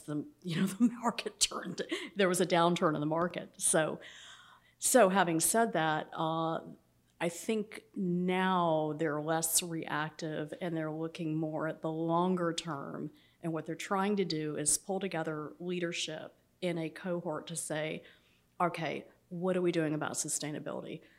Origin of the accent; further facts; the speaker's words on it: Atlanta, Georgia, United States; moved away as an adult; also born or lived in New England; growing up in Atlanta